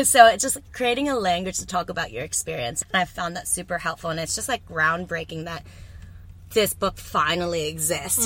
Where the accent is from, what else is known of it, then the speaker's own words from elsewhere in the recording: Texas, United States; now in New Zealand; I'm from Texas, so it's like not quite like well, it's the heart of Texas